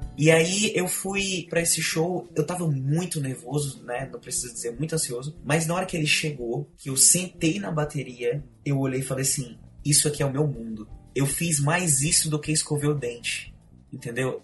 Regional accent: Ceará, Brazil; also born or lived in Belém, Pará; eu nasci em Belém do Pará. Eu digo que sou cearense porque eu vim para cá com dois anos de idade, então eu fui criado no Ceará

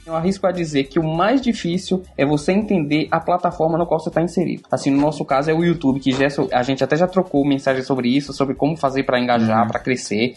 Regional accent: Seabra, Bahia, Brazil; now in Salvador, Brazil; eu me mudar do interior, que foi onde eu nasci, eh, na Chapada Diamantina, Seabra, e vim morar em Salvador

